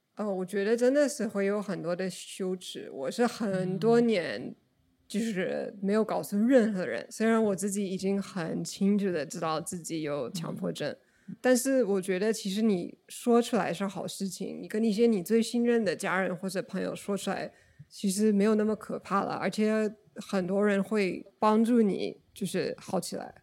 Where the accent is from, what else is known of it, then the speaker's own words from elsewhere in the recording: Oregon, United States; Chinese is a second language; moved away as an adult; also born or lived in China / Japan; 我是美国人，呃，在俄勒冈州出生的。但是我在中国工作了几年，呃，也在中国和日本都流水过